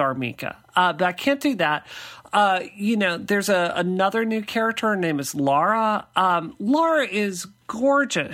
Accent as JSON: {"language": "English", "region": "Mississippi", "country": "United States", "tie": "born or raised there", "said": "Growing up in Mississippi, I fit in perfectly."}